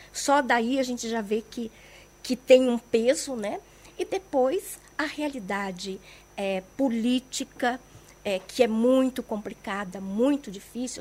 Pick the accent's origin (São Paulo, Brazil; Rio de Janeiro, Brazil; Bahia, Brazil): São Paulo, Brazil; moved away as an adult; also born or lived in Brasília; now in Jerusalem, Israel; eu sou de São Paulo